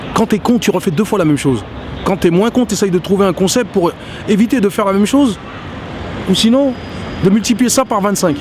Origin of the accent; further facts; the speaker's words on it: France; je suis français